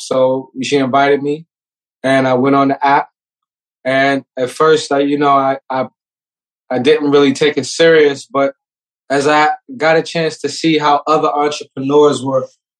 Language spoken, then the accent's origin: English; New York City, New York, United States; I'm from New York City